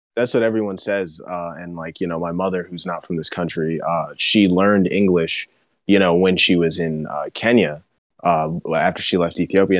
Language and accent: English; Miami, Florida, United States; I was born in Miami, like, I grew up hearing Spanish all the time.